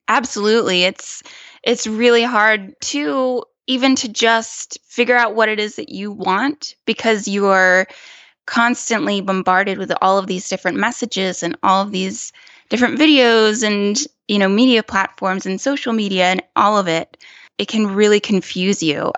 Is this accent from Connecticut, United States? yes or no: no; small town near Clemson, South Carolina, United States; moved away as an adult; also born or lived in New York / California; I am from a very small town in South Carolina